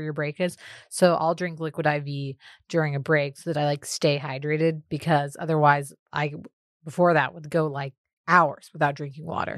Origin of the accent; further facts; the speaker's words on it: Austin, Texas, United States; also born or lived in Houston; growing up in Austin